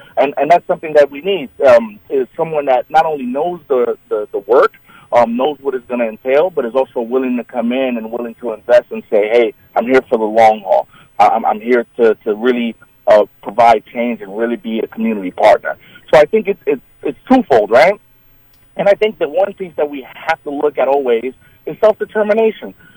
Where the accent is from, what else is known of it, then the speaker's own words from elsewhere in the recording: New York City, New York, United States; now in Chautauqua County, United States; I'm originally from New York City